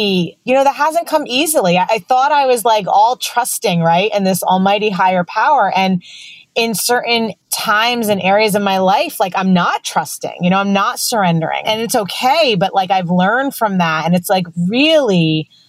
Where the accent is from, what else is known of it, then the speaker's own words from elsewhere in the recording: New York, United States; I'm from New York